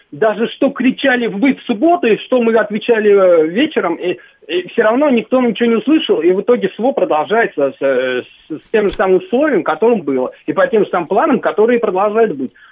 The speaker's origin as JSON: {"language": "Russian", "country": "Russia", "said": "Ну, я, я россиянин."}